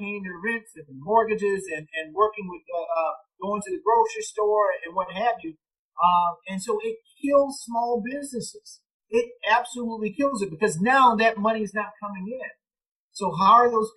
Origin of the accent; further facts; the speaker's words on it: Orangeburg, South Carolina, United States; my hometown of Orangeburg